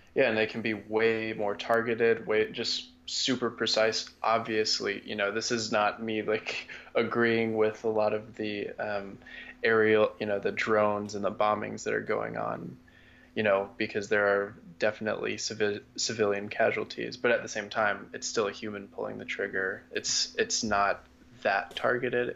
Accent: United States; as an American

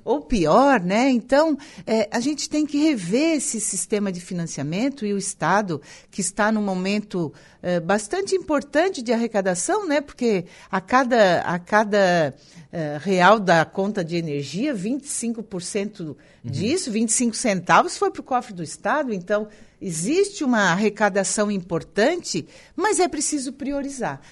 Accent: Araranguá, Santa Catarina, Brazil; also born or lived in Timbé do Sul / Florianópolis; eu Nasci no Timbé do Sul, mas desde muito cedo, com seis meses de vida, eu vim para Araranguá. Então, morei é, toda a minha infância e juventude na Vila São José

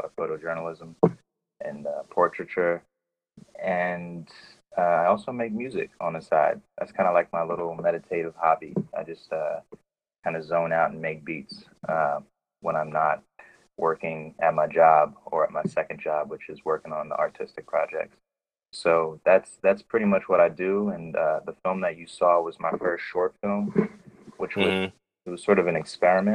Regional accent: New York, United States; moved away as an adult; now in Oakland, United States; I'm from New York

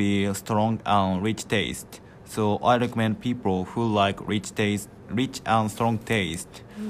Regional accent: Nagoya, Aichi, Japan; Nagoya is my hometown, and also Nagoya is a big city.

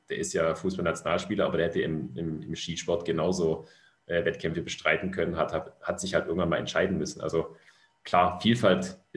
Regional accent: Stuttgart, Baden-Württemberg, Germany; ich komme im Grunde, sage ich mal, grob aus der Region Stuttgart. Ich bin tatsächlich in Stuttgart geboren, ähm, habe in, in kleinen Orten rund um Stuttgart gewohnt.

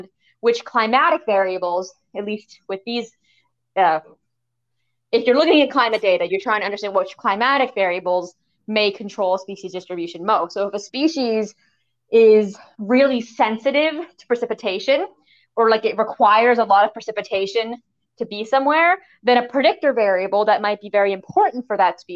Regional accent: New Hampshire, United States; I'm from New Hampshire. We have bears or moose

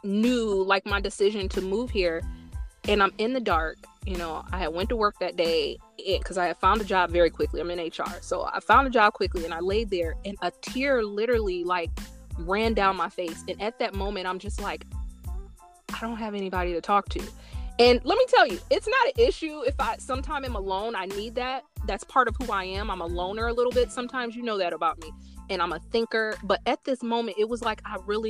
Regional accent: Indiana, United States; now in Chicago, United States; I'm from Indiana

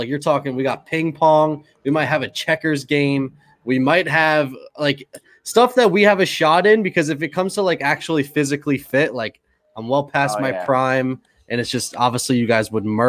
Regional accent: Allentown, Pennsylvania, United States; I'm from Pennsylvania, the Allentown, Bethlehem area.

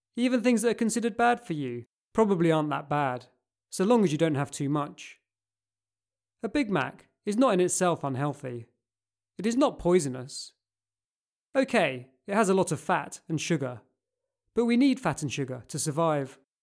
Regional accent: Cambridge, East of England, United Kingdom; growing up in Cambridge

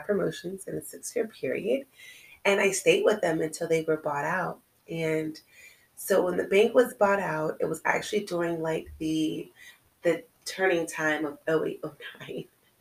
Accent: California, United States; moved away as an adult; I'm originally from California

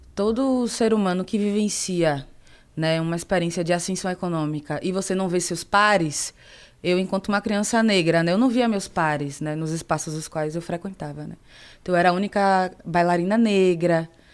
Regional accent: Salvador, Bahia, Brazil; moved away as an adult; also born or lived in Rio de Janeiro; now in São Paulo, Brazil; eu cresci no bairro periférico em Salvador

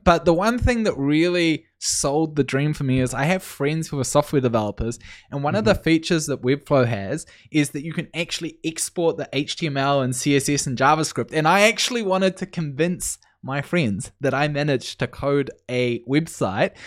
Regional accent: New Zealand; moved away as an adult; now in Canada; I'm originally from New Zealand, but I moved to Canada a little bit over a year ago.

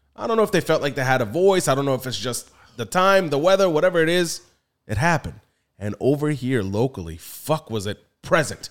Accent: Philadelphia, Pennsylvania, United States; I'm from Philly. I love it. That's my, that's my home

